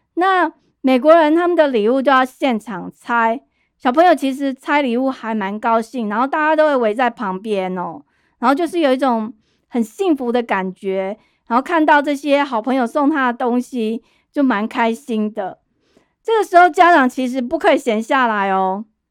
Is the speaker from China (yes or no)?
no; Taipei, Taiwan; 我是在台北市长大